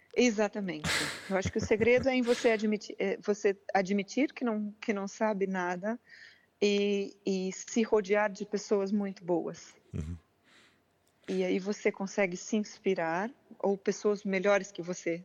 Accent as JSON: {"language": "Portuguese", "town": "Curitiba", "region": "Paraná", "country": "Brazil", "moved": "yes", "lives_now": "Figueira da Foz, Portugal", "said": "Eu sou de Curitiba, no sul"}